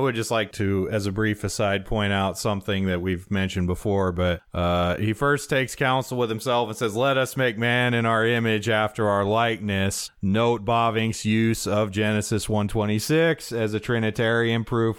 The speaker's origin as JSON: {"language": "English", "region": "Wyoming", "country": "United States", "said": "I'm from Wyoming and can't put hard ending consonants on anything"}